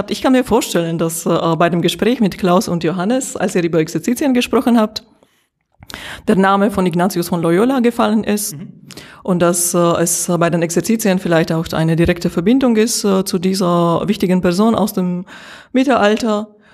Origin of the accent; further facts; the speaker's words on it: Slovakia; now in Germany; Ich bin in der Slowakei geboren und dort aufgewachsen und äh, äh seit knapp 20 Jahren in Deutschland.